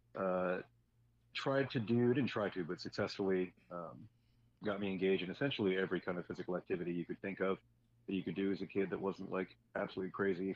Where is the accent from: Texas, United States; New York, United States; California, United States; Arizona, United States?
Arizona, United States; Phoenix; moved away as an adult; now in Portland, United States; Was born and raised in Phoenix, Arizona. I lived there for 21 years before I left for the Army